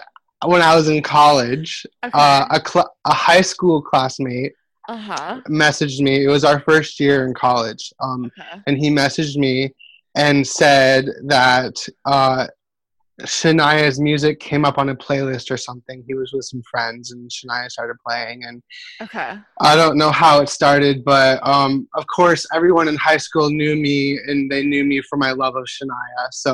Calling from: Maine, United States; I'm recording this from Maine, different country, different state.

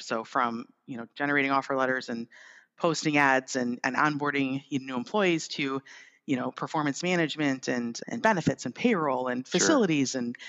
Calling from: Birmingham, Michigan, United States; I'm in Birmingham, Michigan, actually. So that's where OneStream's headquarters is. That's where I'm calling in from today.

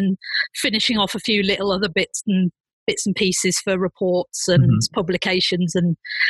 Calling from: Berlin, Germany; I'm actually sat in my apartment in Berlin.

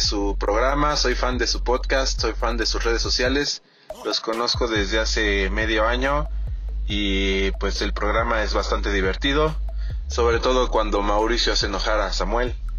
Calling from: Mexico City, Mexico; saludos desde la Ciudad de México

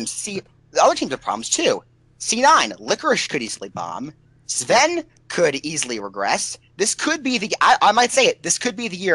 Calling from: Washington, District of Columbia, United States; Washington D.C., where there are almost zero esports events.

